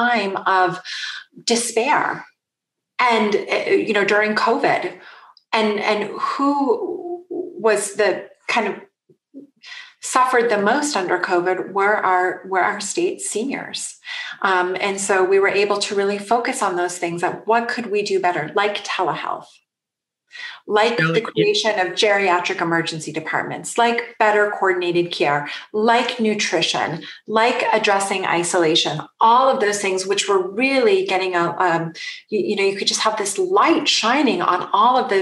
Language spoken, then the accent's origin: English; Vermont, United States; now in California, United States; from my home state of Vermont